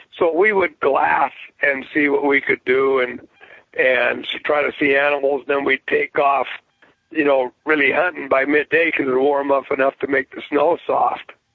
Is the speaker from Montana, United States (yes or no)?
yes; Bozeman, Montana, United States; now in Three Forks, United States; I was born and raised in Bozeman, Montana, and uh, which is just 30 miles away from where I'm at now.